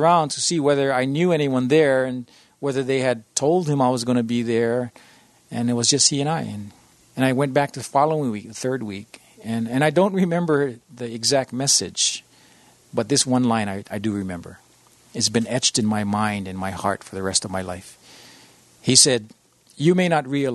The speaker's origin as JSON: {"language": "English", "town": "Honolulu", "region": "Hawaii", "country": "United States", "tie": "born or raised there", "also_born_or_lived": "Iowa", "said": "I was born and raised in Honolulu"}